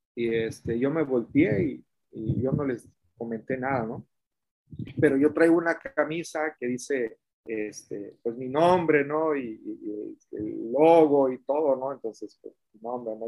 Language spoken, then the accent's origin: Spanish; Mexico